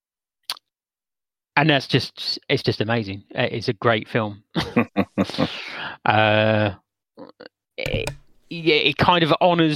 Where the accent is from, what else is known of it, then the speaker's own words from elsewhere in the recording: England, United Kingdom; I'm English